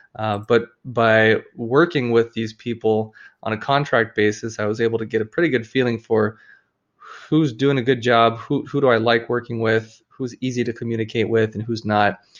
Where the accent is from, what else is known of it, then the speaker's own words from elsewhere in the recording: Oahu, Hawaii, United States; I grew up in Hawaii on, uh, the island of Oahu